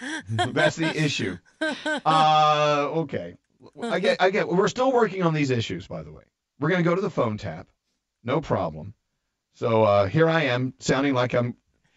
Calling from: Orlando, Florida, United States; Okay, so I'm on from Orlando.

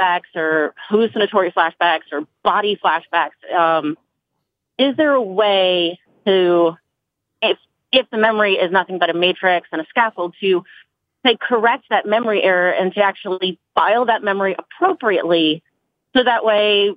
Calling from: Fredericksburg, Virginia, United States; I'm calling from Virginia.

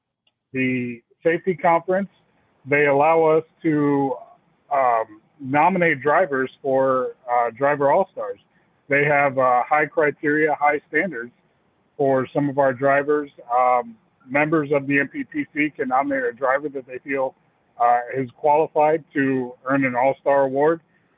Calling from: Clarksville, Tennessee, United States; I'm calling in from Clarksville, Tennessee.

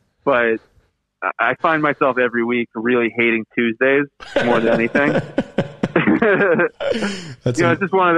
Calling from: Bedford, Massachusetts, United States; I'm calling from Bedford, Massachusetts. It's a state located in the northeastern part of the U.S.

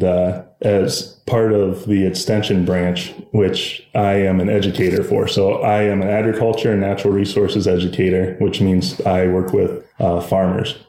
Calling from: Pierpont, Ohio, United States; I'm calling from beautiful Pierpont, Ohio. It's in rural Northeast Ohio by Pennsylvania and Lake Erie.

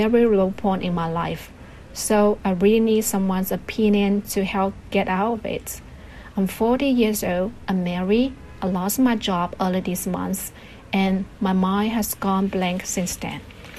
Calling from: Shenzhen, Guangdong, China; Hello, Roundtable team. I'm … from Green City, Shenzhen.

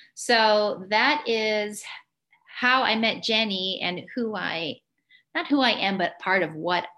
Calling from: San Diego, California, United States; also born or lived in Illinois; I'm calling in from San Diego, California.

